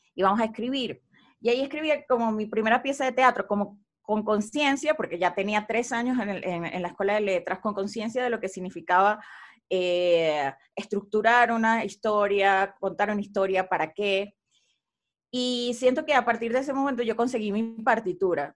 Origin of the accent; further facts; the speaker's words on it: Venezuela; moved away as an adult; also born or lived in Buenos Aires, Argentina; now in Mexico; Cuando me fui de Venezuela a estudiar a Buenos Aires